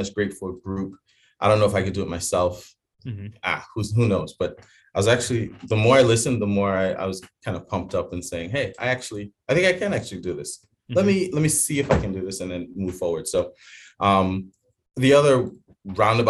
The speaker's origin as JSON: {"language": "English", "town": "New York City", "region": "New York", "country": "United States", "tie": "born or raised there", "also_born_or_lived": "Jamaica / Bahamas / Chicago", "moved": "as an adult", "lives_now": "King of Prussia, United States", "said": "I was born actually in Jamaica. Lived in the Bahamas for a while till like 8, and then moved to New York City, the Bronx, New York, and then moved. Actually, I left there around 21 years old"}